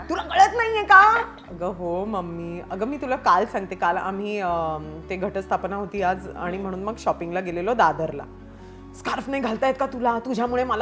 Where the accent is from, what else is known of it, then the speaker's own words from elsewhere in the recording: Maharashtra, India; अहो मी पण मराठी हा